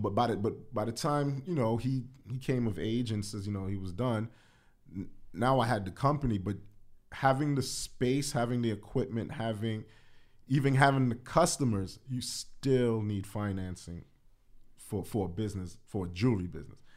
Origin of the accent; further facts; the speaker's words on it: New York City, New York, United States; growing up in the Bronx